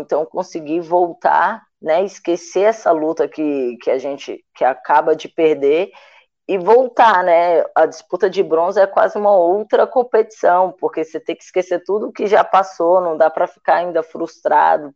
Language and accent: Portuguese; Ceilândia, Federal District, Brazil; moved away; also born or lived in Minas Gerais; Sou natural de Brasília, mas numa cidade satélite de Brasília, chamada Ceilândia Sul. E aí, na minha quadra, tinha um SESI